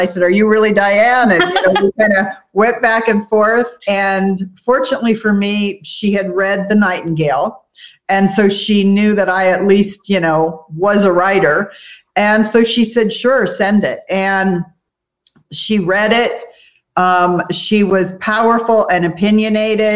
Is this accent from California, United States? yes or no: yes; Southern California, United States; moved away; also born or lived in Kauai; I grew up in Southern California